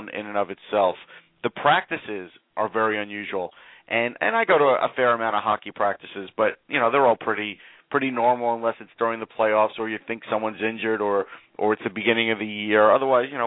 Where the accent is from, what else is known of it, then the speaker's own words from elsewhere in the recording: Long Island, New York, United States; I grew up on Long Island